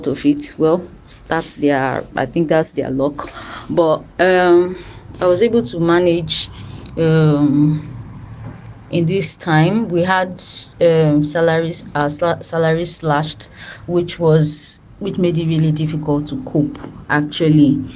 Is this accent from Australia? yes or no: no; Delta, Nigeria; also born or lived in Lagos State; now in Lagos, Nigeria; I am from Delta State, but I reside in Lagos State, Nigeria.